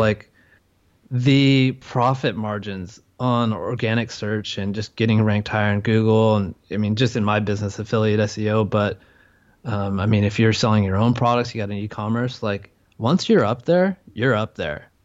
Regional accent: California, United States; moved away as an adult; now in Chiang Mai, Thailand; I'm from California

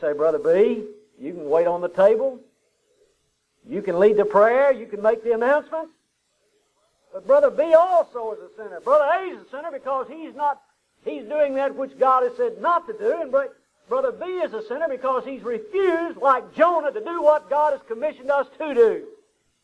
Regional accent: Huntsville, United States; We grew up together in Huntsville

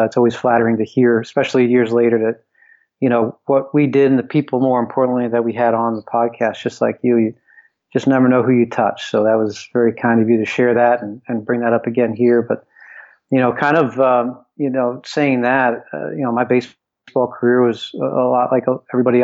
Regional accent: Philadelphia, Pennsylvania, United States; also born or lived in Cincinnati; I always aspired to be an NHL hockey player growing up in Philadelphia

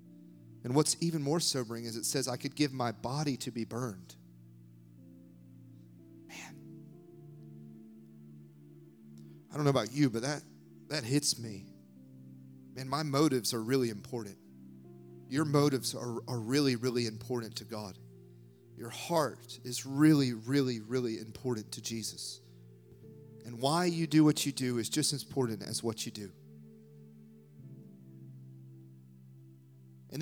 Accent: United States; moved away; I grew up in the States

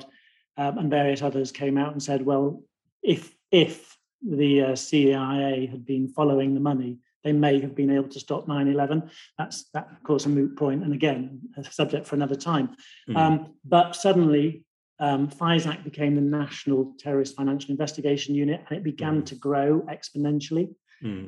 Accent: England, United Kingdom; accent: plummy

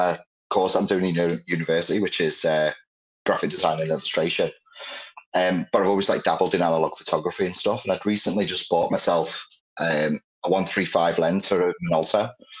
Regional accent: Chester, North West England, United Kingdom; now in Birkenhead, United Kingdom; Originally I'm from Chester, but I've lived around here now about 6-7 years

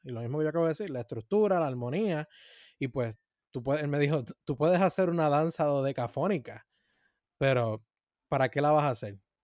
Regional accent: Puerto Rico; como puertorriqueños

